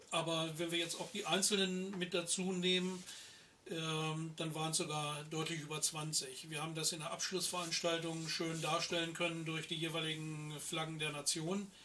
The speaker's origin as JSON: {"language": "German", "country": "Germany", "said": "als Deutsche"}